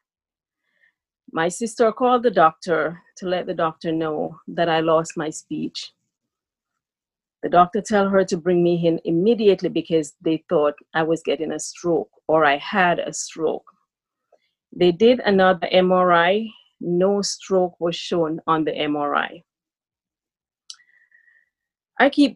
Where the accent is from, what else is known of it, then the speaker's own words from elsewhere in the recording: Jamaica; also born or lived in Brooklyn, New York, United States; now in New York, United States; I'm from Jamaica. Currently residing in the United States of America, Brooklyn, New York.